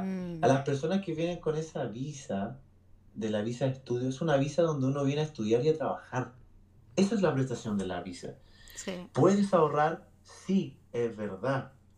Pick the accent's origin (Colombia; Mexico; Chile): Chile; Santiago, Santiago Metropolitan Region; moved away as an adult; now in Brisbane, Australia; en, Chile, porque soy, chileno